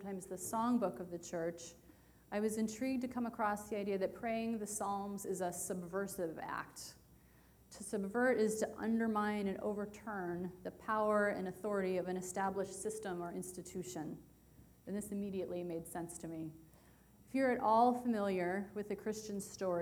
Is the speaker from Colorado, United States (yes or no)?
no; West Virginia, United States; moved away; my home state of West Virginia